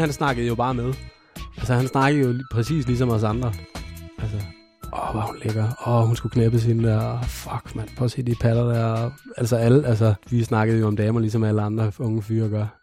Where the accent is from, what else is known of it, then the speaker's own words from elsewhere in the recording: Randers, Central Denmark Region, Denmark; jeg kommer fra Randers, hvor jeg er født og opvokset